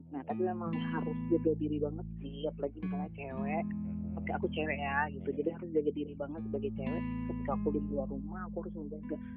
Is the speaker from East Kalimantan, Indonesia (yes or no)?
yes; Samarinda, East Kalimantan, Indonesia; moved away as an adult; also born or lived in Malang; aslinya aku itu dari Samarinda mm -hmm. itu sampai dari SD ya dari kecil baru lahir sampai SMA itu Samarinda